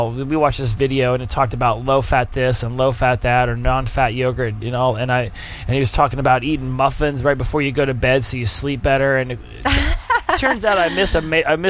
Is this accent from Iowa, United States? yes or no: no; Oklahoma, United States; moved away; we're from Oklahoma